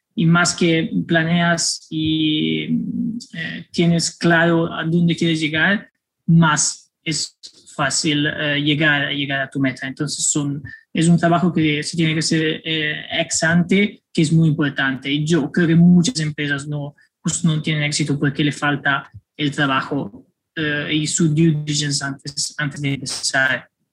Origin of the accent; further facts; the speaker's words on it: Florence, Tuscany, Italy; Spanish is a second language; moved away as an adult; also born or lived in Milan / Spain / Netherlands / Mexico; now in New York, United States; yo crecí en, en Florencia hasta los 18